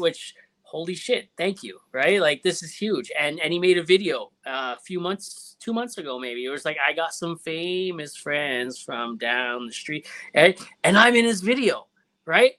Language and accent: English; Ontario, Canada; moved away; I'm from Ontario originally